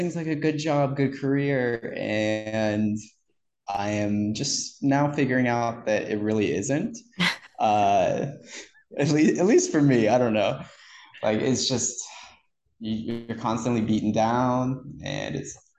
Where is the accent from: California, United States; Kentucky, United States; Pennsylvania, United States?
Pennsylvania, United States; Punxsutawney; moved away; I'm originally from Punxsutawney, Pennsylvania, groundhog capital or weather capital of the world